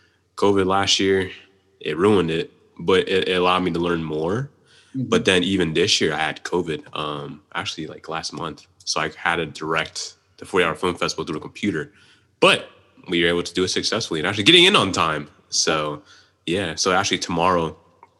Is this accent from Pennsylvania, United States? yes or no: yes; Pittsburgh, Pennsylvania, United States; I'm a filmmaker from the Pittsburgh area